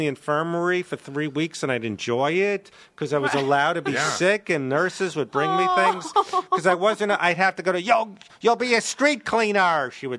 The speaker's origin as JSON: {"language": "English", "town": "Brooklyn", "region": "New York", "country": "United States", "tie": "born or raised there", "said": "Brooklyn, New York. I went to the same high school as Larry David, except he's a few years older."}